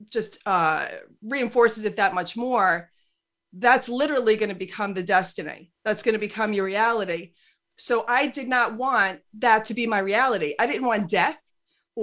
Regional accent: New York, United States; I'm 100% Irish. I'm not Italian, but I'm a New Yorker

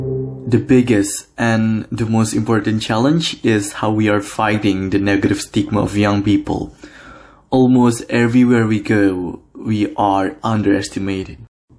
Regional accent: Jakarta, Indonesia; I am from Jakarta, Indonesia.

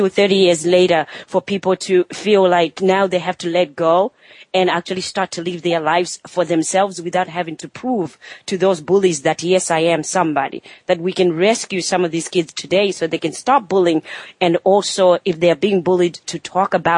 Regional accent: Zimbabwe; moved away; I grew up in Zimbabwe in Africa

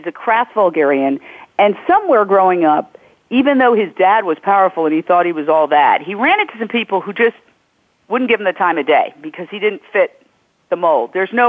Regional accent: New York, United States; I grew up in New York, and I know the whole scene.

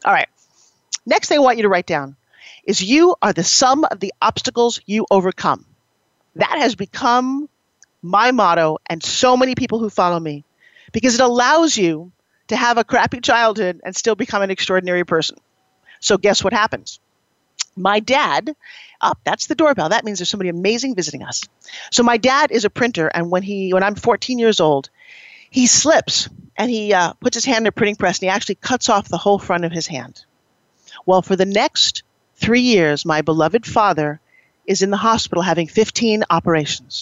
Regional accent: Long Island, New York, United States; I grew up on Long Island

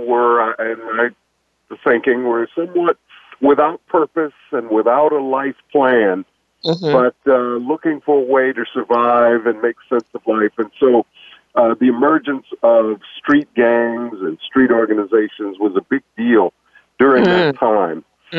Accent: Chicago, Illinois, United States; Well, a lot of people today know something about what we call the South Side of Chicago

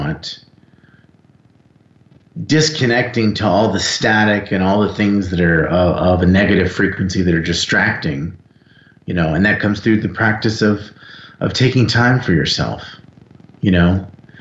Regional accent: South Florida, United States; I grew up in South Florida

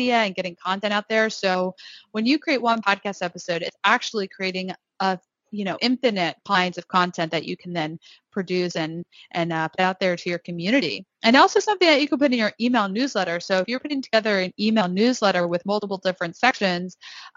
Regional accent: Northeast, United States; I am from the Northeast. I talk very fast

